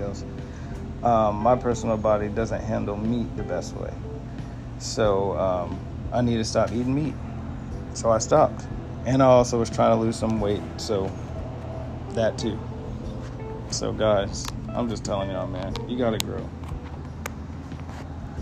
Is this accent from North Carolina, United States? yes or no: yes; Fayetteville, North Carolina, United States; I was born on March 6, 1992, from Fayetteville, North Carolina